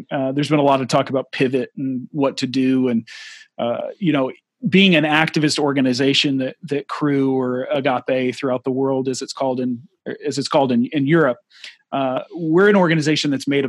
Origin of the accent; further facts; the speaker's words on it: Houston, Texas, United States; moved away as an adult; also born or lived in Central Asia / North Africa; now in Sweden; I grew up in Houston